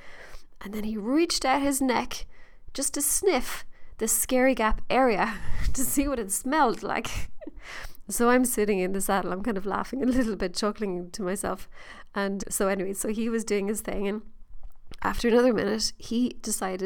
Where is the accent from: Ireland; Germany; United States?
Ireland; being Irish